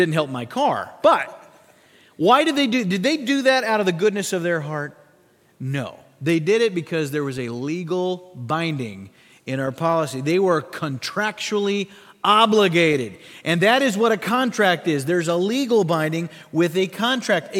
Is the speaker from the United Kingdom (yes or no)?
no; Sioux Falls, South Dakota, United States; my hometown of Sioux Falls, South Dakota